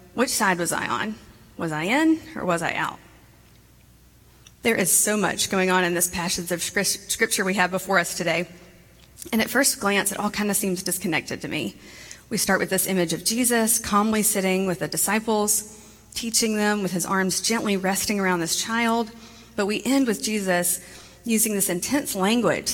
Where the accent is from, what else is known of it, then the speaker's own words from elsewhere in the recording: Montgomery, Alabama, United States; I grew up in Montgomery, Alabama